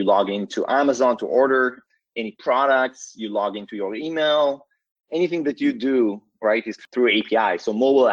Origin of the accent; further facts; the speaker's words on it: Israel; moved away as an adult; now in Palo Alto, United States; I was born and raised in Israel, currently based out of Palo Alto, California